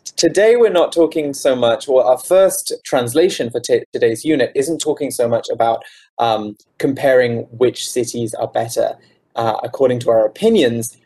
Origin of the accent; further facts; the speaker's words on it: United Kingdom; moved away as an adult; now in Taiwan; I'm from the UK, I'm not from London. So I'm not mm-hmm. from the big, the biggest city in the UK